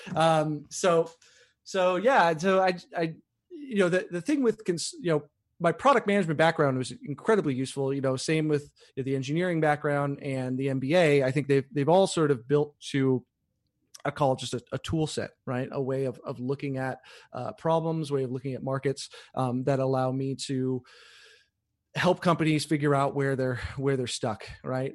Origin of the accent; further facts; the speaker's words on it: Chicago, Illinois, United States; moved away; I'm from Chicago